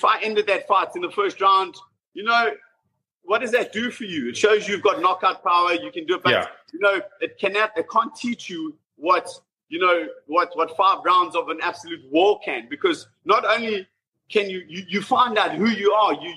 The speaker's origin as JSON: {"language": "English", "country": "South Africa", "tie": "born or raised there", "moved": "as an adult", "lives_now": "London, United Kingdom", "said": "I was raised in South Africa"}